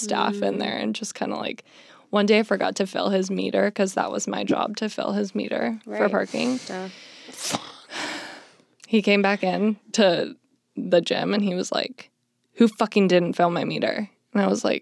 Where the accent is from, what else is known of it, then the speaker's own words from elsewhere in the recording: Arizona, United States; moved away as an adult; now in Los Angeles, United States; I'm from Arizona